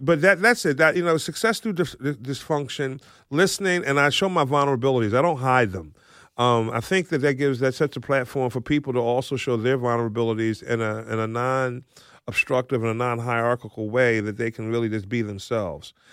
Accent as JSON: {"language": "English", "town": "Philadelphia", "region": "Pennsylvania", "country": "United States", "tie": "born or raised there", "moved": "yes", "lives_now": "Mantua Township, United States", "said": "I grew up in West Philadelphia"}